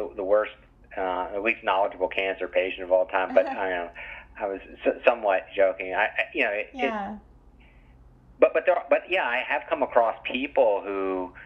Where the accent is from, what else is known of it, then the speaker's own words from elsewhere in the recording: West Virginia, United States; moved away; I grew up in West Virginia, which is obviously quite rural